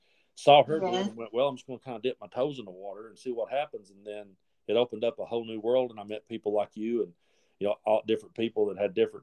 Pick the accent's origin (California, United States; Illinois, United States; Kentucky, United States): Kentucky, United States; also born or lived in East Tennessee; now in Tennessee, United States; I was raised up over in Kentucky